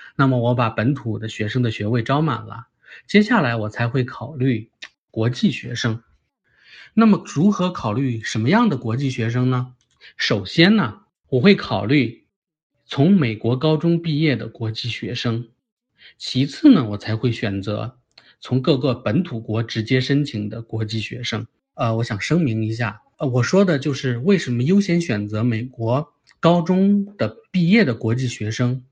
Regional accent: China; moved away; 我们中国人

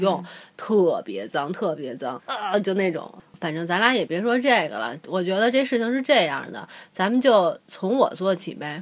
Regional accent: China; 我们中国人

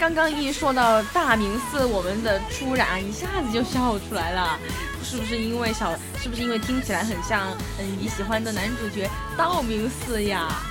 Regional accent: Emeishan, Sichuan, China; 因为我的家乡是在那个乐山市峨眉山市嘛，嗯。我们那边就有特别多的寺庙，那个山上哦。就经常看到很多很多的佛像

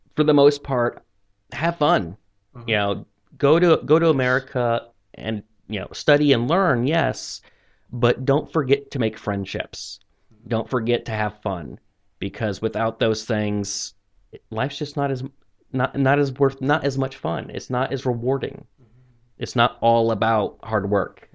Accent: Missouri, United States; moved away as an adult; now in China; I'm from Missouri in the United States, which is central United States

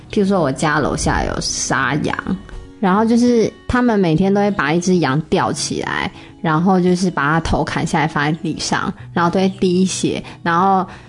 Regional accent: Taiwan; moved away; 我们台湾人

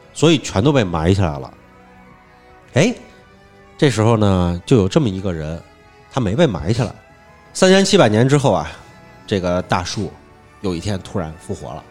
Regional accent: Hunan, China; 咱们湖湘文化似的，是耕读，我一边耕种一边读书这种

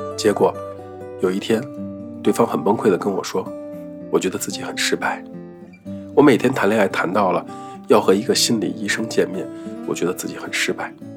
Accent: Northeast China, China; first language Mandarin; 我一个在东北人家长大的说普通话的孩子

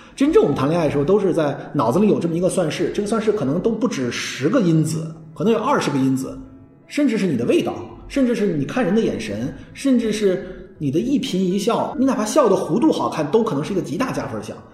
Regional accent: China; 我们中国人认为叫上下五千年

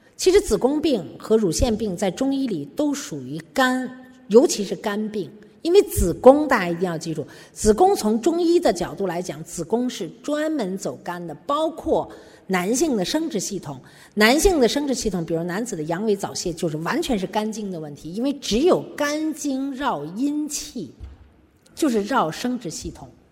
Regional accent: China; 我们中国人可能还没没到这个地步啊

